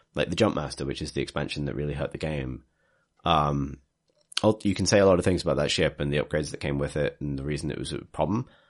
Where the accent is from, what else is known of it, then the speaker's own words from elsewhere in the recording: Liverpool, North West England, United Kingdom; moved away; I'm from Liverpool